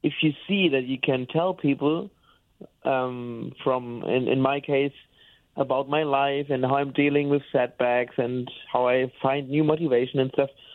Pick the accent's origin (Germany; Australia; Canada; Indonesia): Germany; Bamberg, Bavaria; English is a second language; moved away as an adult; now in Cologne, Germany; I was born and raised in Bamberg. It's a town in the in Bavaria, and uh, now I'm living in Cologne since ten years.